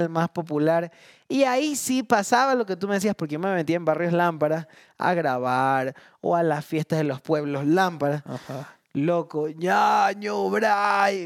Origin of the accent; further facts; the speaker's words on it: Guayaquil, Guayas, Ecuador; also born or lived in Long Island, New York; yo llegué de Long Island a Guayaquil